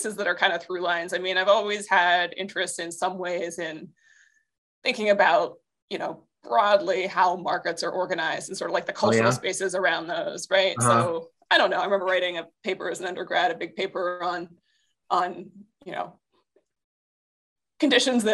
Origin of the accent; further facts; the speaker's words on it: Western Pennsylvania, United States; moved away as an adult; also born or lived in Philadelphia; I grew up in Western Pennsylvania in kind of the middle of nowhere country